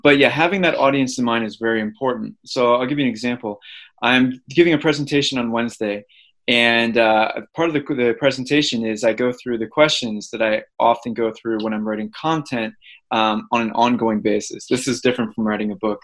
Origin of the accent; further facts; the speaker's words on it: St. Louis, Missouri, United States; moved away as an adult; I grew up in St. Louis, Missouri